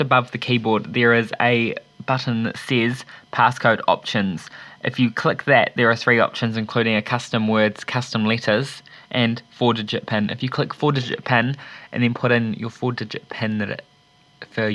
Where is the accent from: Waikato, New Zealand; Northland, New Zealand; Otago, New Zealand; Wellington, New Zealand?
Wellington, New Zealand; I'm from Wellington